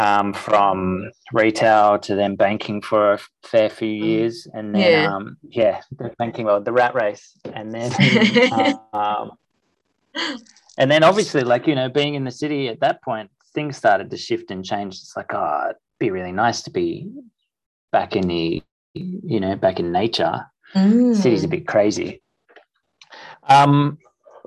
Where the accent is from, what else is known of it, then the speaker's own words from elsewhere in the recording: Sydney, New South Wales, Australia; also born or lived in Byron Bay; So I grew up in Paddington in Sydney.